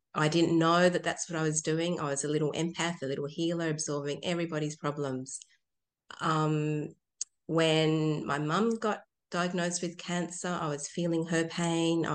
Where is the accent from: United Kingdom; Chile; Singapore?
Chile; now in Tasmania, Australia; I was born in Chile